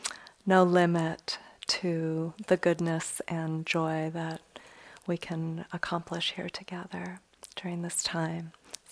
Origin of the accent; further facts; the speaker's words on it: Chicago, Illinois, United States; now in Bay Area, United States; I grew up in Chicago and now live in the Bay Area